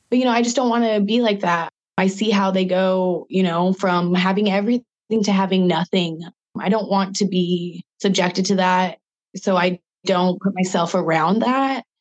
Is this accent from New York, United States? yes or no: no; Spokane, Washington, United States; I'm from Spokane, Washington, and I'm a local artist